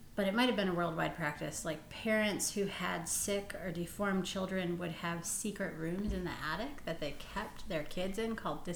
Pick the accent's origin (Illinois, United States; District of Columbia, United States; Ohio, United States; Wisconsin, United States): Wisconsin, United States; Green Bay; I'm from Green Bay.